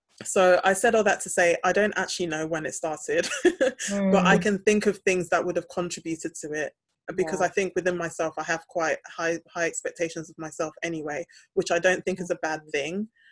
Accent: Ghana; when I lived in Ghana as a child, I was also a minority because people knew that I wasn't born and bred in Ghana. They knew that I'd moved back to Ghana.

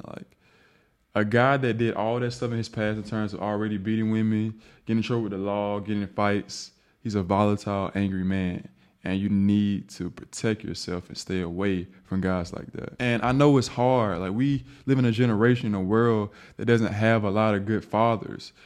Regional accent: the South, United States; I'm from the South.

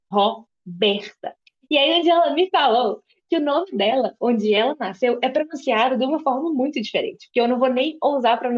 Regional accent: Minas Gerais, Brazil; now in Belo Horizonte, Brazil; E eu também não sou daqui, mas eu sou do interior de Minas, onde as pessoas têm um sotaque mais aberto ainda. Eu já perdi um pouco, porque eu mudei de lá há 10 anos

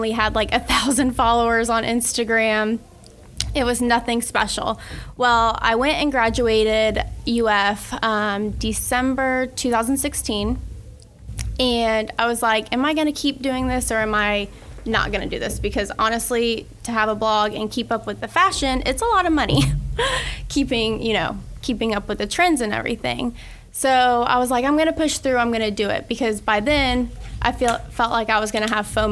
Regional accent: Keystone Heights, Florida, United States; I grew up in Keystone Heights. I'm still there.

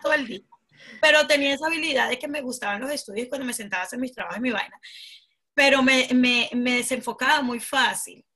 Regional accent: Venezuela; now in United Kingdom; soy venezolana de corazón nato, me encanta mi país Venezuela

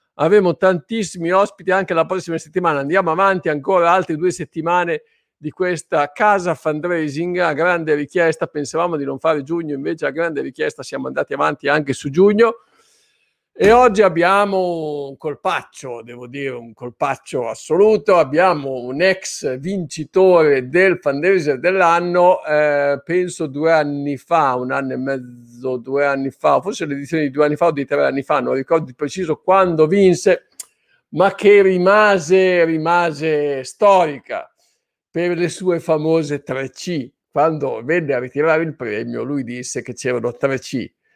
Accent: Emilia-Romagna, Italy; io sono romagnolo

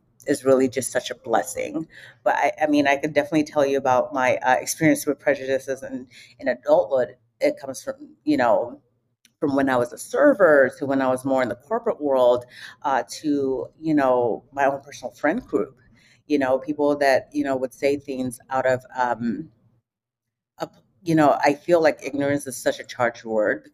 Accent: London, United Kingdom; now in United States; I was actually born and raised in London.

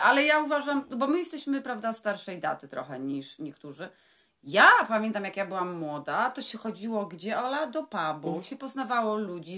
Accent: Poland; My jesteśmy z Polski

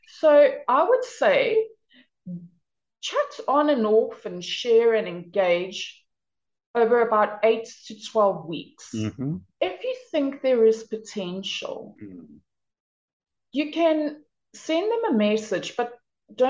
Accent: Durban, KwaZulu-Natal, South Africa; moved away as an adult; now in Denmark; I was born and raised in South Africa on the East Coast in a city called Durban in KwaZulu-Natal

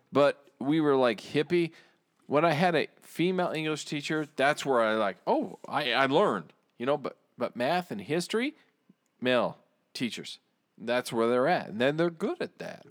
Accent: United States; I say that as an American.

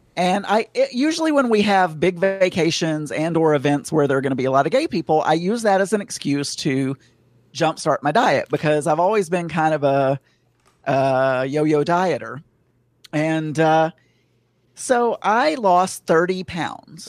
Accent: the South, Southern United States, United States; accent: Southern; I'm sounding Southern right now. I can hear my Southern accent

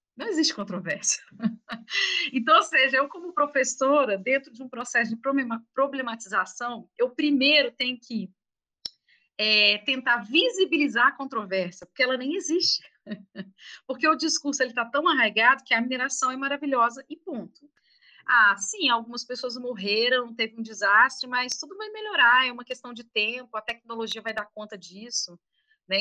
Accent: Minas Gerais, Brazil; mineiros, né? Mineiros moradores de Minas Gerais

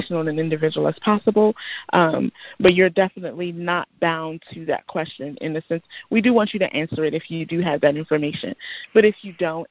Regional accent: United States; I am of Nigerian descent. I was born here, but I am of Nigerian descent

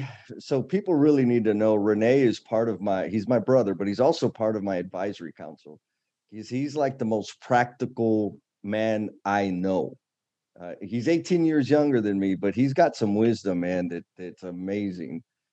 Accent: San Antonio, Texas, United States; So I'm from San Antonio, Texas, born and raised. I still live in San Antonio. I do not intend to leave San Antonio.

